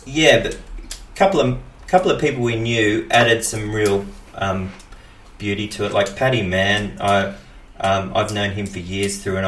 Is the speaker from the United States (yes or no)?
no; Benalla, Victoria, Australia; also born or lived in Dookie; I'm from Benalla, or Dookie if you want to get specific.